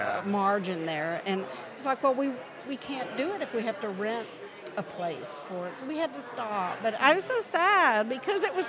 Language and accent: English; Louisiana, United States; moved away; I'm from Louisiana